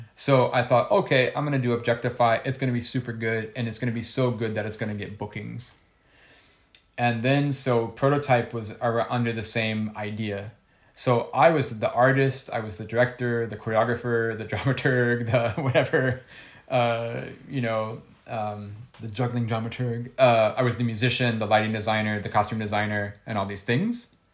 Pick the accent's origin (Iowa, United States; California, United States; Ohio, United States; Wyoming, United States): Ohio, United States; I'm from Ohio